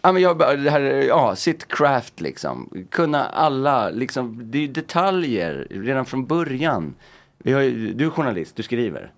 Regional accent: Stockholm, Stockholm County, Sweden; jag är uppväxt i Örnsberg.

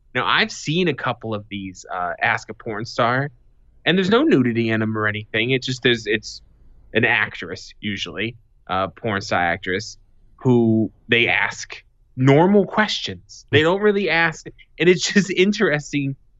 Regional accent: Boston, Massachusetts, United States; now in Arizona, United States; I'm from Boston, living in Arizona

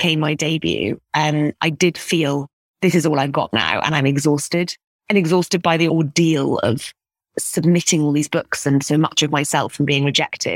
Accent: Scotland, United Kingdom; growing up in Scotland.

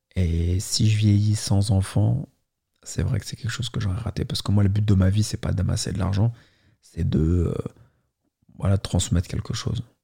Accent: Paris, Île-de-France, France; je suis né à Paris

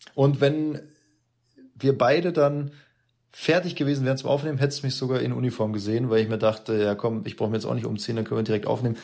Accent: Munich, Bavaria, Germany; als Münchner

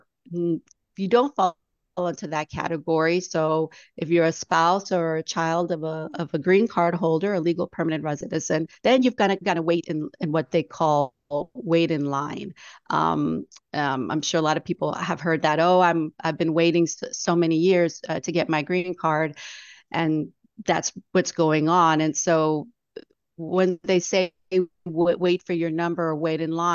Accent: San Antonio, Texas, United States; I grew up here in San Antonio

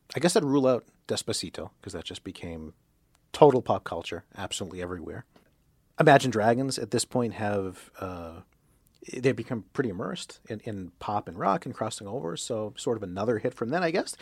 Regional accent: Boston, Massachusetts, United States; I'm from Boston

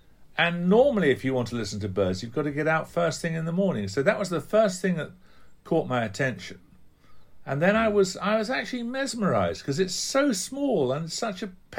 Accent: Yorkshire and the Humber, United Kingdom; I'm a Yorkshireman too

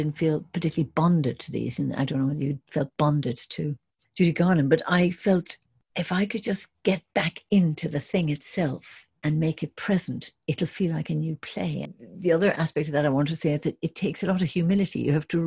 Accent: Ireland; moved away as an adult; also born or lived in England; I was from Ireland and doing Shakespeare in England

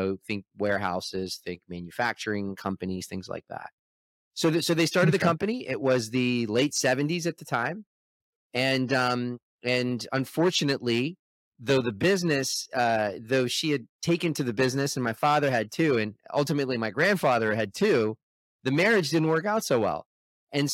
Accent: Toronto, Ontario, Canada; born there; And then I was born in Toronto, in the 1970s.

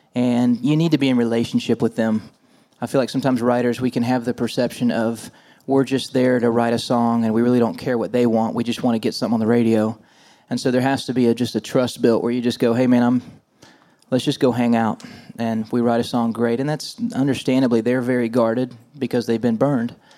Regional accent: Nashville, Tennessee, United States; moved away as an adult; born and raised in Nashville

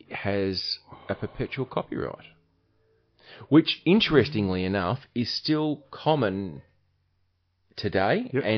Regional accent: New York, United States; It's like I'm from New York. I just can't talk like that.

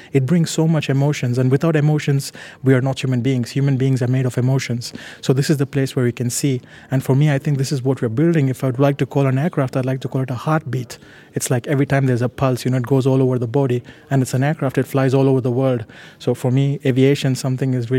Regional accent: India; moved away; growing up in India

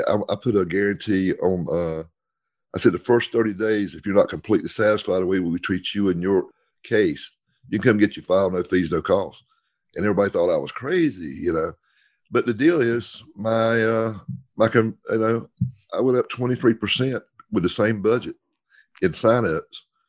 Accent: the South, United States; we're from the South

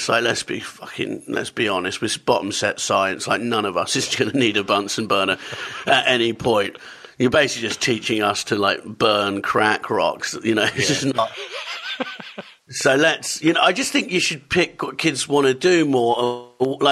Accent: Totnes, South West England, United Kingdom; also born or lived in Camberwell, London; I grew up in London and moved to Devon when I was 10

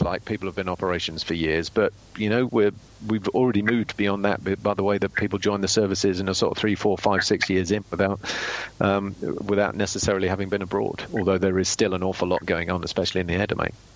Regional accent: United Kingdom; as a Brit

